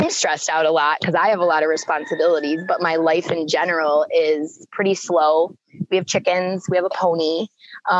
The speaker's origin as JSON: {"language": "English", "town": "Buffalo", "region": "New York", "country": "United States", "tie": "born or raised there", "also_born_or_lived": "Puerto Vallarta area, Mexico", "moved": "as an adult", "lives_now": "Mexico", "said": "I grew up in Buffalo on the east side in Kaisertown, urban"}